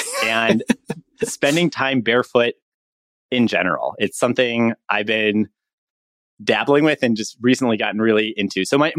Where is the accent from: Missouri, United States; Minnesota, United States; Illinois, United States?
Illinois, United States; Chicago; My background is I'm from Chicago originally.